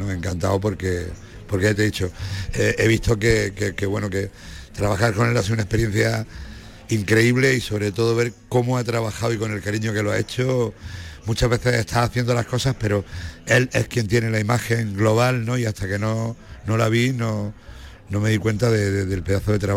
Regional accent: Granada, Andalusia, Spain; yo soy tan granadino que cuando voy a Jaén me echo el pasaporte

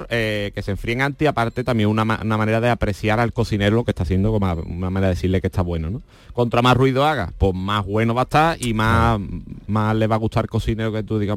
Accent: Spain; yo creo que los que comen gamba con las manos somos los españoles nada

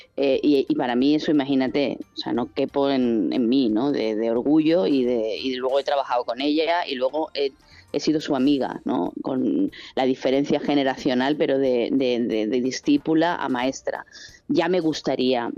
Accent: Sanlúcar de Barrameda, Andalusia, Spain; yo empecé a trabajar en esto con 14 años en la tele local de mi pueblo

